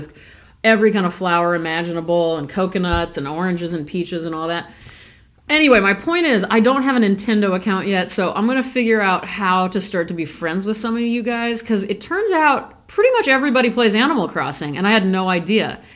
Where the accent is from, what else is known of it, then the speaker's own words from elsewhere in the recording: Omaha, Nebraska, United States; moved away; also born or lived in Thousand Oaks, California; I grew up in Ponca Hills in Omaha, Nebraska